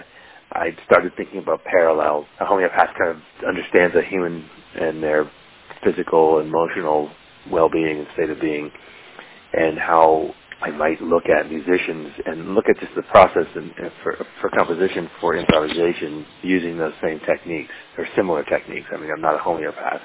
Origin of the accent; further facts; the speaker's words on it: Toronto, Ontario, Canada; moved away as an adult; also born or lived in Hamilton, Ontario / Kincardine, Ontario / Montreal; now in New York, United States; I was born in Hamilton, Ontario, and I was raised in a small town called Kincardine, but mostly in Toronto, Ontario, and I lived there until I was in my mid-20s